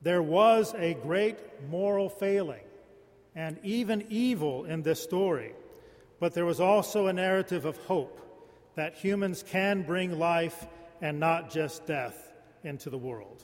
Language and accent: English; Lawton, Oklahoma, United States; When I was a young boy growing up in Lawton, Oklahoma